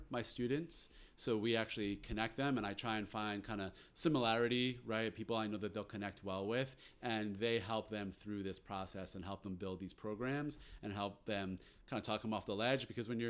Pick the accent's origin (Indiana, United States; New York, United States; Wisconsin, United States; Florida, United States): New York, United States; Westchester; also born or lived in Long Island, New York; I went to day camp in Westchester, New York, where I grew up